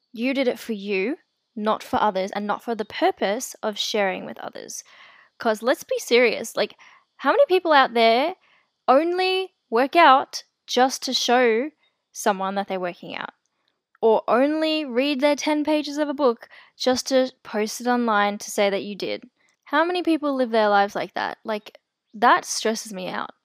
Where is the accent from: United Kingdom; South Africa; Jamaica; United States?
South Africa; I was born in South Africa, and my family and I are considered colored